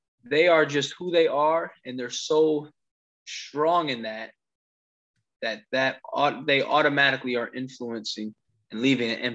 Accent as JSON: {"language": "English", "region": "New Jersey", "country": "United States", "tie": "born or raised there", "also_born_or_lived": "Missouri", "moved": "yes", "said": "So I grew up in New Jersey, and all of those impacts and all the people that I lived with, even when I moved to Missouri, I still had a New Jersey type of way of thinking and way that I moved and the way that I talked, right? And so I've been back in Jersey for almost a year"}